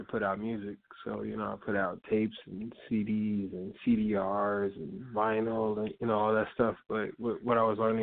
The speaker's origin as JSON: {"language": "English", "town": "Chicago", "region": "Illinois", "country": "United States", "tie": "born or raised there", "said": "I'm a Chicago artist. I grew up in Inglewood in Chicago"}